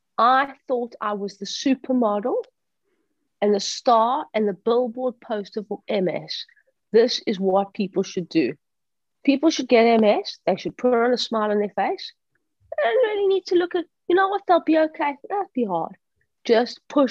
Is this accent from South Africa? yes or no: yes; Johannesburg, Gauteng, South Africa; Growing up in Johannesburg